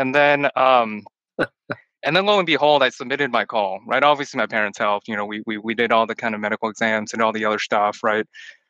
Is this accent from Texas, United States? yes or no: yes; Texas, United States; first language Chinese; moved away as an adult; also born or lived in Hong Kong; now in Michigan, United States; I came back when I was 6 or 7 to the U.S. So Chinese is my first language, but, you know, English is my primary and essentially my native language, right? And then grew up in Texas, went to UT Austin